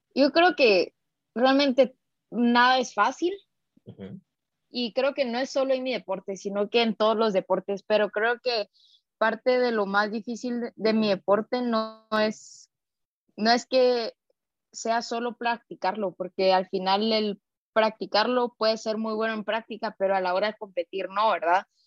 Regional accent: Guatemala City, Guatemala Department, Guatemala; soy guatemalteca, nacida acá en la capital

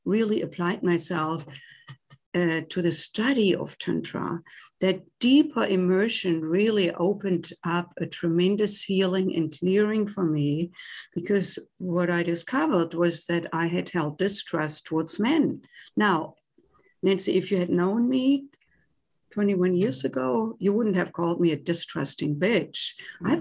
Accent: Germany; accent: German; English is a second language; moved away as an adult; now in United States; I was born and raised in Germany and came to the US in my late 20s to do postgraduate work in music.

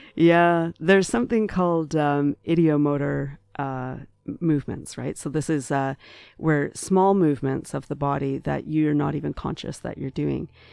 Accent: Ottawa, Ontario, Canada; moved away as an adult; now in Toronto, Canada; I'm originally from Ottawa, and, uh, uh, only, uh, four years ago, moved to Toronto.

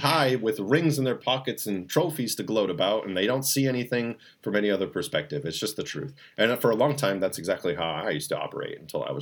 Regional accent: New England, United States; we're from New England

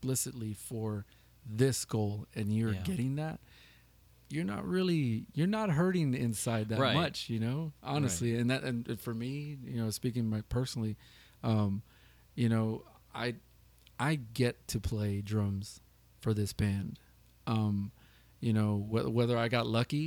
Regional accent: San Antonio, Texas, United States; also born or lived in Kirby, Texas; being born, raised San Antonio, we grew up on the west side of San Antonio

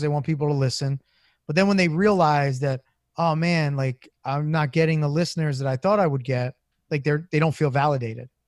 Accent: Philadelphia, Pennsylvania, United States; I'm born and raised in South Philly

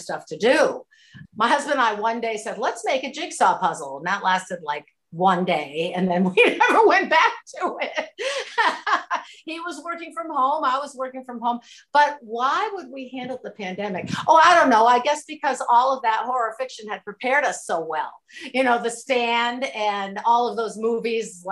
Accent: Waterville, Maine, United States; now in New Hampshire, United States; I'm originally from Waterville, which is central Maine.

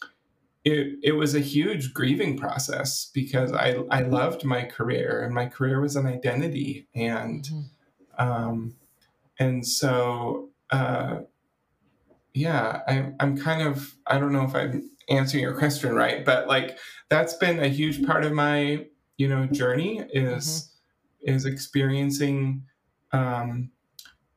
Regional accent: Washington, United States; now in California, United States; I grew up in Washington State as a part of a conservative Christian denomination

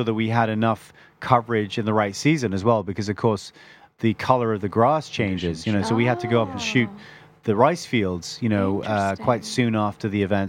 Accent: Bangkok, Thailand; born there; also born or lived in Ireland; As you said before, my father's actually Irish and my mother's Thai. And although I was born in Bangkok, I was also educated abroad.

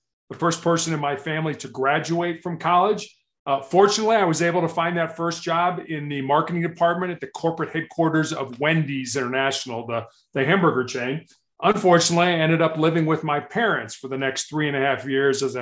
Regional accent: Chicago, Illinois, United States; moved away; also born or lived in Charleston, South Carolina; I grew up on the South Side of Chicago

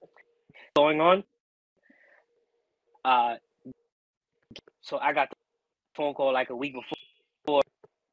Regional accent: Scotland, United Kingdom; I'm from Scotland.

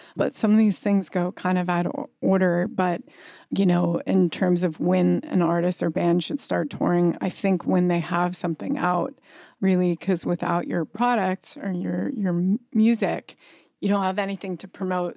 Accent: Kauai, Hawaii, United States; now in New York, United States; I grew up partly on Kauai, Hawaii

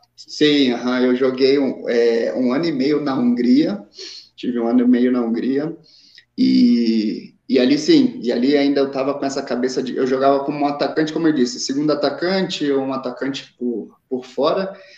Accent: São Paulo, Brazil; accent: carioca; moved away as an adult; also born or lived in São João de Meriti, Rio de Janeiro / Itaguaí, Rio de Janeiro; now in Guatemala; quando era adolescente fui, fui jogar num time em São Paulo e, e aí cresci, praticamente cresci, vivi maior tempo aí em São Paulo, desde os meus 10, 10 11 anos de idade

